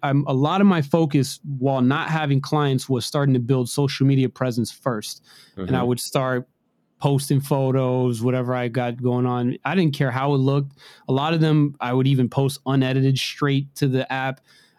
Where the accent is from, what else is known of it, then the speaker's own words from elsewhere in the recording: Maryland, United States; I live in Rockville, Maryland. I'm from, I'm right from around the Washington, D.C. metro area, although heavily regulated. I like it out here. It's nice.